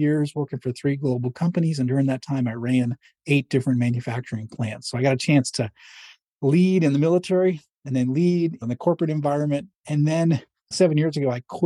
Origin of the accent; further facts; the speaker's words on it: Manchester, New Hampshire, United States; moved away; I grew up in Manchester, New Hampshire, a small New England city